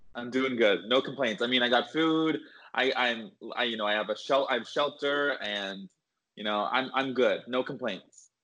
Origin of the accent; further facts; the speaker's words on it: outside of Toronto, Ontario, Canada; moved away as an adult; also born or lived in London, Ontario / Boston; now in Los Angeles, United States; I grew up outside of Toronto and I went to Aurora High School